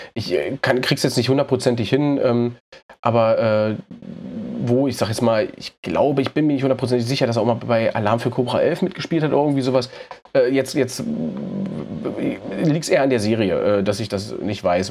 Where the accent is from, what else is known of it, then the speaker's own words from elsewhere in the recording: Berlin, Germany; ich komme aus Berlin